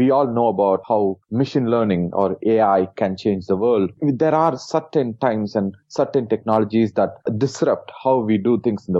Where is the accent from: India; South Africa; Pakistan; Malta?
India; I was born in India